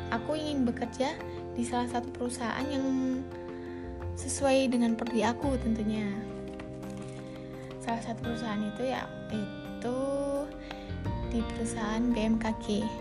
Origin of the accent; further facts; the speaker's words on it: Central Lampung, Lampung, Indonesia; Asal aku dari Lampung Tengah.